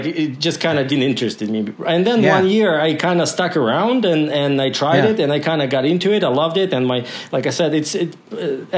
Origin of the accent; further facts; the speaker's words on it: Kozhva, Komi Republic, Russia; English is a second language; moved away as an adult; now in Alberta, Canada; I was born in a little village called Kozhva. So it's Kozhva.